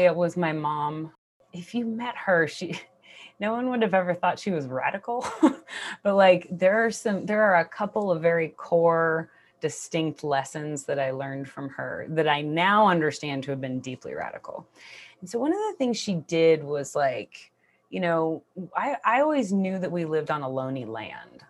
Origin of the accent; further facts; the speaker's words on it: Bay Area, California, United States; I grew up in the Bay Area in the nineties